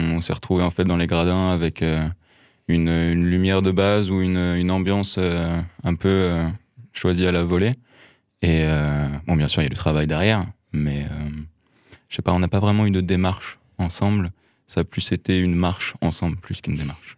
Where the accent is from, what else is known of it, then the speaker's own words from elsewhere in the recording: Lyon, Auvergne-Rhône-Alpes, France; j'ai grandi à Lyon, dans un milieu de la musique.